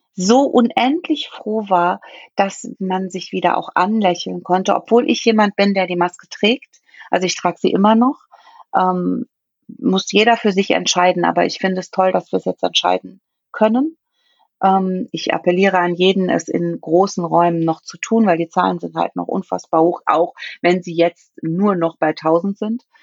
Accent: Saarland, Germany; bei uns im Saarland

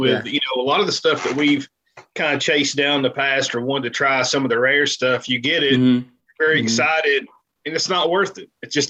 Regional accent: Eastern Kentucky, United States; now in Lexington, United States; I'm from I'm from Eastern Kentucky. I am from back in the hills of Eastern.

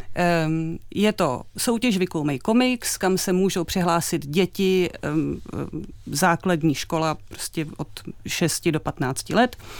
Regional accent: Czechia; u nás v Čechách

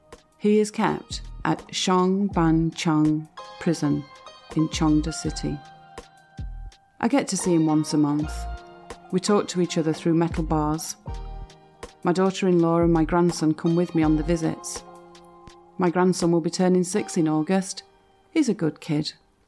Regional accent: Dingxing, Hebei, China; moved away as an adult; now in Beijing, China; I'm originally from Dingxing in Hebei. After I got married in 1985, I came to Beijing with my husband to open a small business.

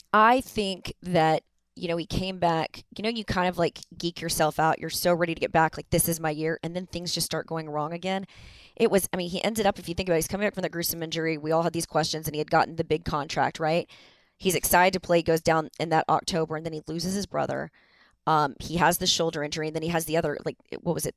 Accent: Dallas, Texas, United States; I grew up in Dallas

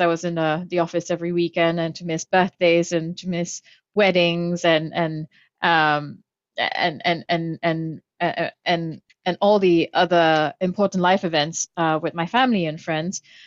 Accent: Kuala Lumpur, Malaysia; I grew up in Kuala Lumpur, Malaysia

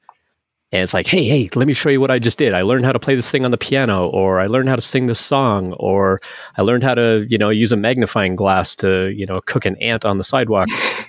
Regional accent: Northwest Territories, Canada; And I grew up in Northern Canada, way, way up in the Northwest Territories.

